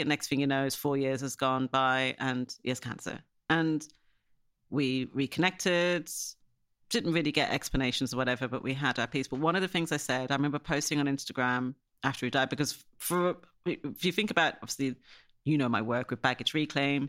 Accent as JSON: {"language": "English", "country": "Ireland", "tie": "born or raised there", "moved": "yes", "lives_now": "Surrey, United Kingdom", "said": "when you were a black kid growing up in Ireland"}